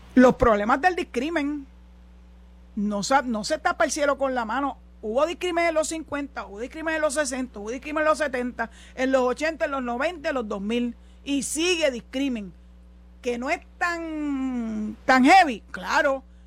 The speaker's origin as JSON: {"language": "Spanish", "country": "Puerto Rico", "said": "los puertorriqueños, porque somos tan ciudadanos americanos como cualquiera"}